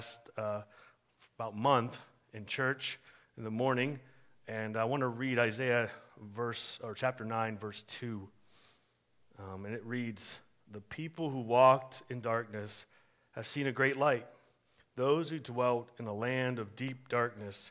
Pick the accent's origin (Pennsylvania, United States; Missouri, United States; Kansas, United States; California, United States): Pennsylvania, United States; Warren; I was born in Warren, Pennsylvania.